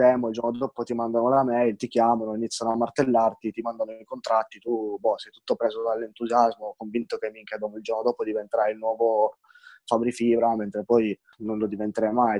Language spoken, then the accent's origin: Italian; Turin, Piedmont, Italy; io son di Torino